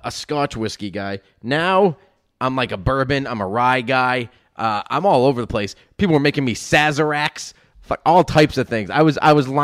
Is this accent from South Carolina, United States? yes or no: yes; South Carolina, United States; I'm from South Carolina